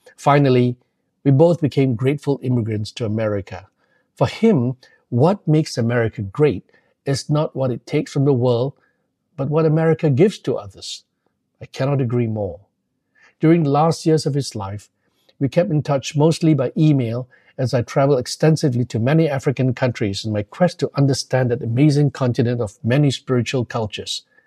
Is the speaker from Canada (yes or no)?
no; Malaysia; moved away as an adult; also born or lived in London, United Kingdom; growing up in a Methodist family in Muslim majority Malaysia